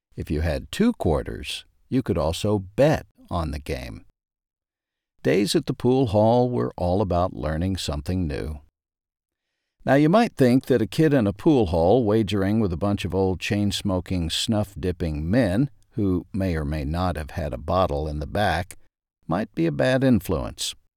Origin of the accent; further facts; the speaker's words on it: Ashdown, Arkansas, United States; As a kid growing up in Ashdown, Arkansas